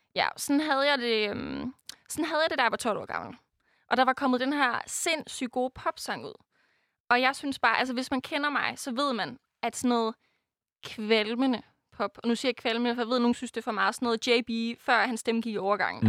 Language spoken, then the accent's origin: Danish; Denmark; jeg er fra Jylland